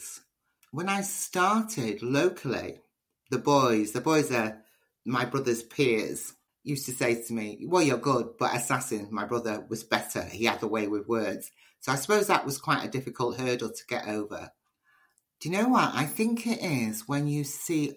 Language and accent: English; Liverpool, North West England, United Kingdom; being part Nigerian and Liverpudlian